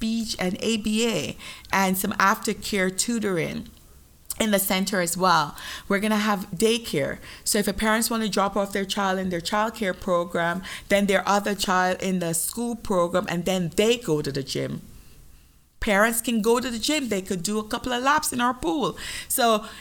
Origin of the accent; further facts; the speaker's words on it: Jamaica; moved away; I am Jamaican